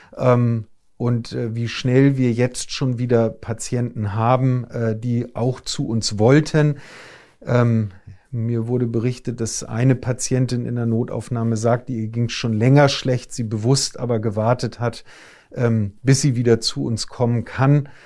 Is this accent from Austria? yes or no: no; Hamburg, Germany; ich bin, äh, ein Hamburger Jung